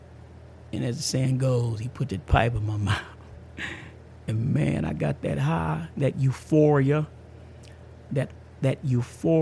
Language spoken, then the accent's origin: English; outskirts of Tampa, Florida, United States; also born or lived in Amarillo, Texas; About at the age of 3 or 4, moved out to Florida. And because my mama, grandmama, people, they from Tampa. They from outside. They out Tampa, Florida, the outskirts in the country of Florida, right? Went out there and growed up, man.